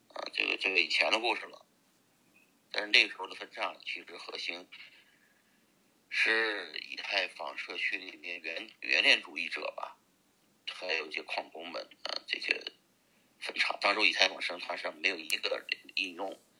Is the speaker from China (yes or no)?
yes; Pingyao, Shanxi, China; moved away as an adult; now in United States; 我是山西的平遥人